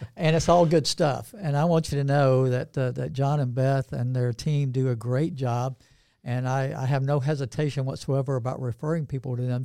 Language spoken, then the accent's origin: English; Northeast Georgia, United States; also born or lived in Atlanta, Georgia; I grew up in Northeast Georgia